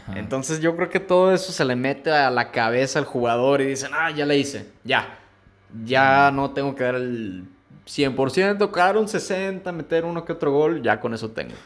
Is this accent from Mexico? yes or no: yes; Mexico; nosotros acá como mexicanos